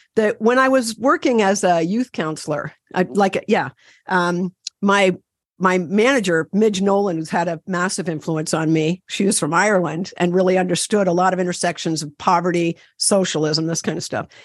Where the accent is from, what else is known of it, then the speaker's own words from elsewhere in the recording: Ontario, Canada; I'm from Canada. I'm from Ontario, canoe country.